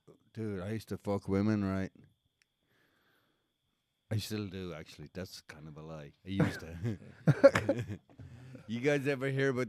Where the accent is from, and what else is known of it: Mullingar, Leinster, Ireland; moved away as an adult; now in United States